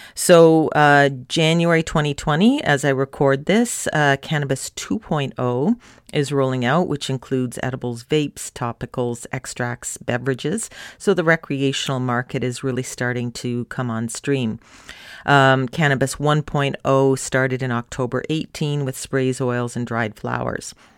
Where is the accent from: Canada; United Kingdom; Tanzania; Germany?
Canada; My home country of Canada